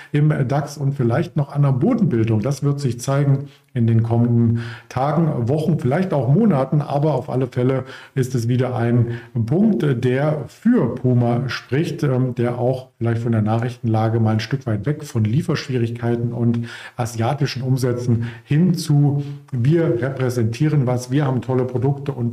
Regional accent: Potsdam, Brandenburg, Germany; ich zum Beispiel kannte es ähm, nicht als Potsdamer, als Berliner.

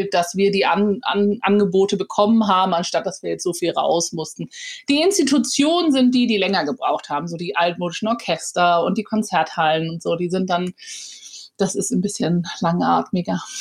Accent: Hamburg, Germany; moved away as an adult; Hamburg geboren und auch Abi gemacht. Ich bin dann mhm. sehr früh mit 19 aus Hamburg raus

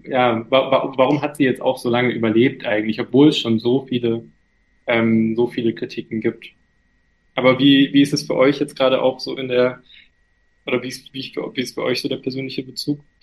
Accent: Germany; ich bin ein türkischer Junge, aber ich bin in Deutschland aufgewachsen und hier geboren

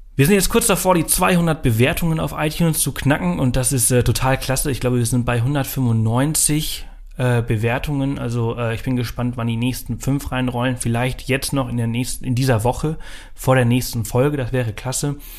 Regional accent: Pollença, Balearic Islands, Spain; moved away; Also ich bin ja auf Mallorca aufgewachsen, im Norden von Mallorca in Poyenza.

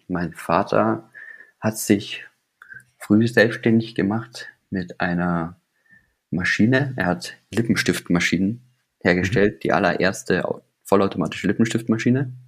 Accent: Weilheim, Bavaria, Germany; also born or lived in Starnberg; dann sind wir umgezogen nach Weilheim

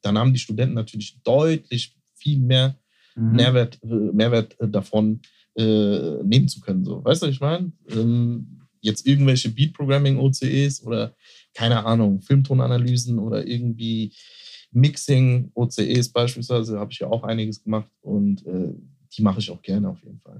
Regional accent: Mörfelden-Walldorf, Hesse, Germany; in Fällen Waldorf, wo ich groß geworden bin, in der Doppelstadt

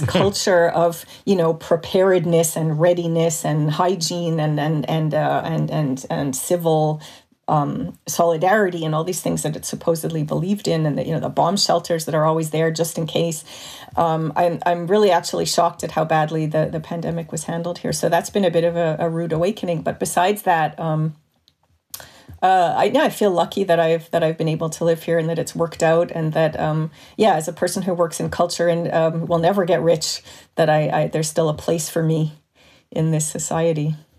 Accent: Montreal, Quebec, Canada; moved away as an adult; now in Switzerland; When I grew up in Montreal in the 70s and 80s

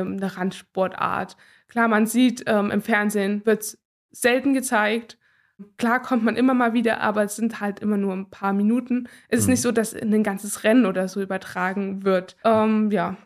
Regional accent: Gera, Thuringia, Germany; Ich bin gebürtige Gärin, also das ist meine Heimat und ich liebe sie sehr.

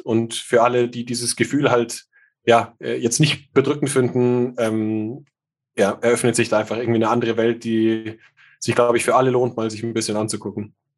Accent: Munich, Bavaria, Germany; bin in München geboren

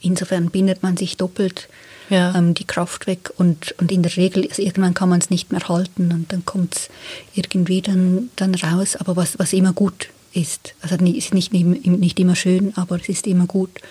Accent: Switzerland; ich bin eine Frau in der Schweiz geboren

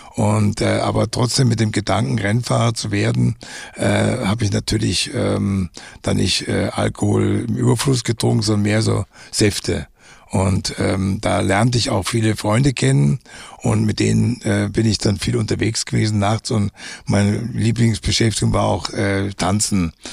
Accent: Munich, Bavaria, Germany; also born or lived in Umkirch; nach München zurückzukehren in meine Heimatstadt

